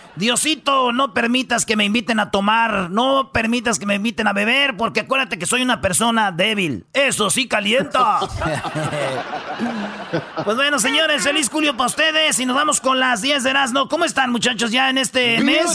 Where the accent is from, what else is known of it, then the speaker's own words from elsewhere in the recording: Mexico; now in United States; somos los mexicanos